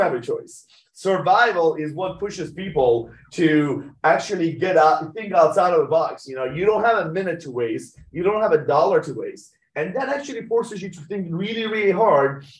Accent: Tehran, Tehran Province, Iran; moved away; I was born in Iran, Tehran

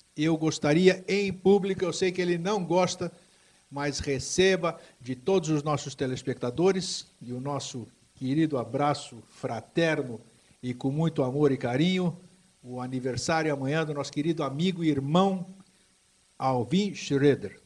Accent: São Paulo, Brazil; also born or lived in Greece / Itaquaquecetuba; voltar ao meu local onde eu cresci, que eu vim da Grécia em mil novecentos e cinquenta e quatro, morei um tempo em Itacoaquecetuba, região da Grande São Paulo

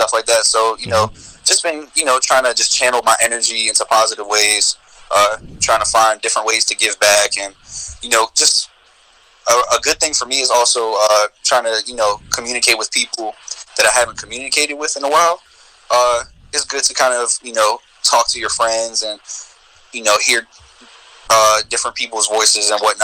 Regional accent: Richmond, Virginia, United States; I'm an artist from Richmond, Virginia. I've lived here for more than half of my life

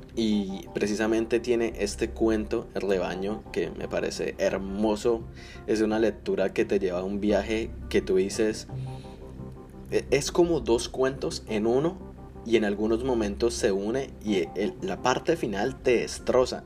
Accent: Colombia; now in United States; soy de Colombia, pero vivo en Estados Unidos

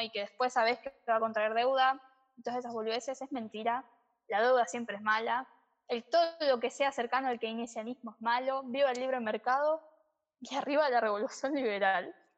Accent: Argentina; somos los argentinos

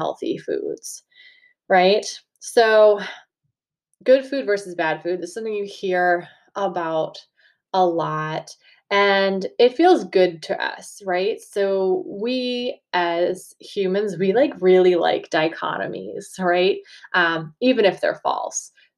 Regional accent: Massachusetts, United States; accent: Massachusetts; having a Massachusetts accent

